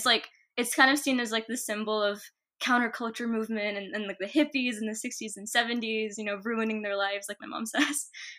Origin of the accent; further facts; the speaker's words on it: East Coast, United States; Yeah, no. I'm from the East Coast.